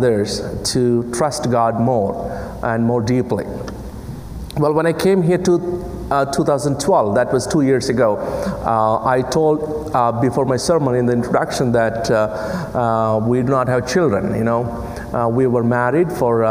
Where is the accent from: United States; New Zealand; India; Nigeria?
India; English is a second language; moved away; English is my fourth language, and I come from a country which speaks 1,652 languages and dialects